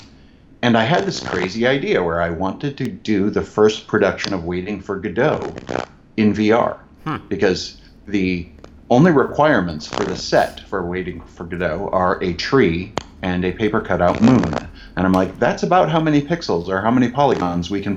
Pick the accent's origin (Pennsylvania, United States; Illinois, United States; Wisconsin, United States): Illinois, United States; Chicago; I am originally from Chicago. I grew up in the southwest suburbs.